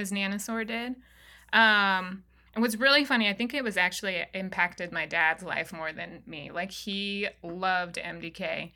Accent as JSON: {"language": "English", "region": "Wyoming", "country": "United States", "also_born_or_lived": "Montana", "moved": "yes", "said": "I'm from Wyoming, but I did live in Montana"}